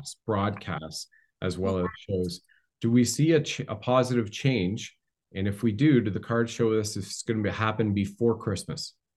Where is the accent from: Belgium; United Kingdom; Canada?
Canada; also born or lived in Ontario